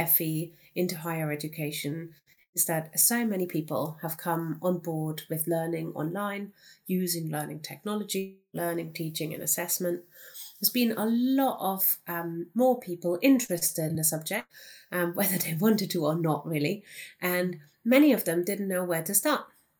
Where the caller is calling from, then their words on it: Cardiff, Wales, United Kingdom; I'm joining you from Cardiff, where it isn't snowing today, but also definitely still in lockdown.